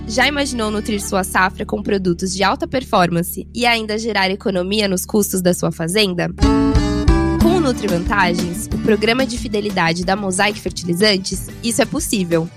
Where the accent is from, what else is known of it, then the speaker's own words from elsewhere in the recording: Rio Grande do Sul, Brazil; eu sou do Rio Grande do Sul